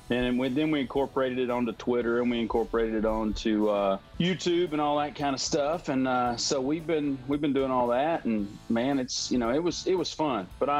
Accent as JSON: {"language": "English", "town": "Blue Ridge", "region": "Georgia", "country": "United States", "tie": "born or raised there", "said": "I'm from Blue Ridge."}